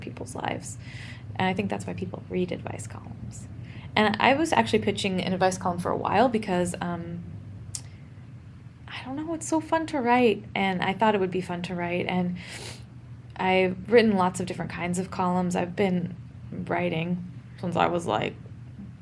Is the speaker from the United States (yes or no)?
yes; Oregon, United States; I'm from Oregon, a notably not super hot place